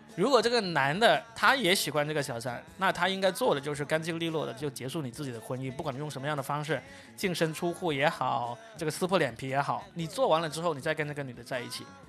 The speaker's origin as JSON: {"language": "Chinese", "region": "Guangdong", "country": "China", "said": "我是广东的"}